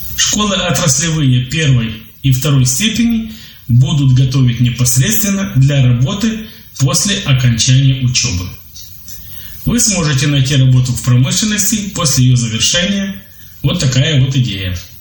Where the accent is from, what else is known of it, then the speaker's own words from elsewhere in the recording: Ukraine; Я из Украины